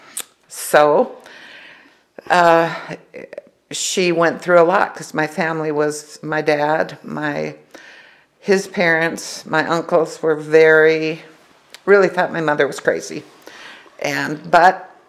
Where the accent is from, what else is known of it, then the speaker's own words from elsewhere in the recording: Superior, Wisconsin, United States; moved away as an adult; also born or lived in Provo, Utah; I was born in Superior, Wisconsin. I've lived there till I was married